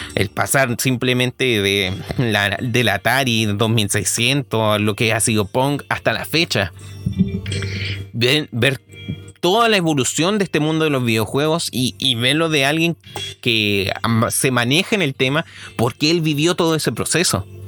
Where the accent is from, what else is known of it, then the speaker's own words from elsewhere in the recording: Chile; soy chileno